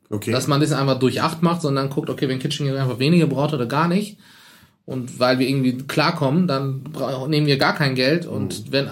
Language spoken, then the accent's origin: German; Turkey; now in Germany; ich bin halt in der Türkei aufgewachsen, auch mein Bruder.